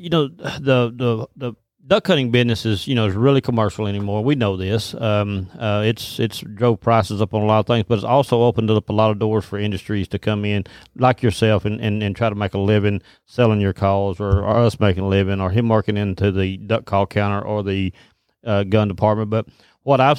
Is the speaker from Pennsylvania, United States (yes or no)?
no; South Arkansas, United States; I've been living here all my life